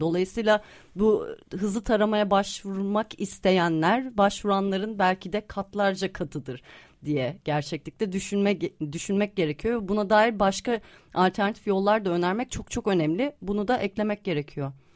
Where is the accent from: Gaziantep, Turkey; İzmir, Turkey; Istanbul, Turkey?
Istanbul, Turkey; bir İstanbullu olarak